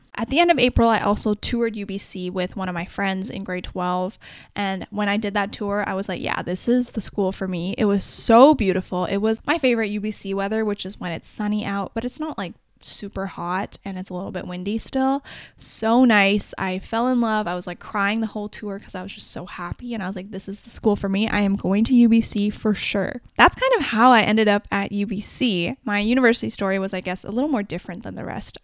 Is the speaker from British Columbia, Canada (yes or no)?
yes; Vancouver, British Columbia, Canada; also born or lived in Guangzhou, China; I'm from the Vancouver area